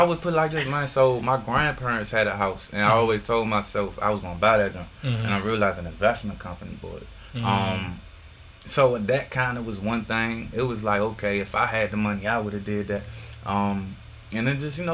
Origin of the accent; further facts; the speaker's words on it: Washington, District of Columbia, United States; the zip code where I grew up at, you know, as a youngin